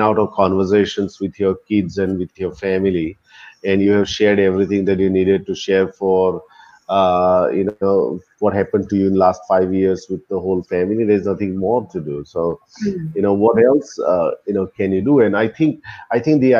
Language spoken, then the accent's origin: English; Ahmedabad, Gujarat, India; moved away; I came to Ahmedabad, which is my hometown